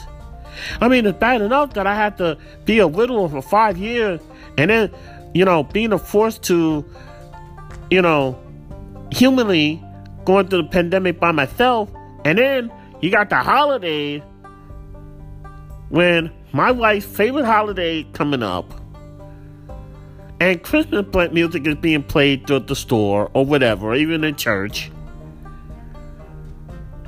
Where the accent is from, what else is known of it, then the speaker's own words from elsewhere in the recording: United States; as an American citizen